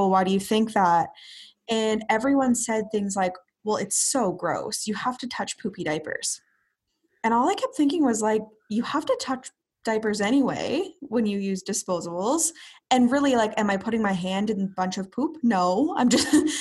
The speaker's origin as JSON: {"language": "English", "town": "Brantford", "region": "Ontario", "country": "Canada", "tie": "born or raised there", "also_born_or_lived": "Ottawa", "said": "I'm from Brantford, Ontario. I've been here pretty much my whole life, except for about 5 years in Ottawa for university"}